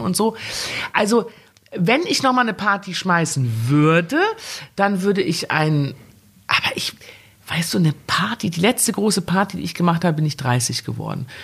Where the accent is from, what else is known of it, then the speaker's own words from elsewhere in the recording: Germany; ich gehöre ja? nach Deutschland. Ja. Klar, das ist meine Heimat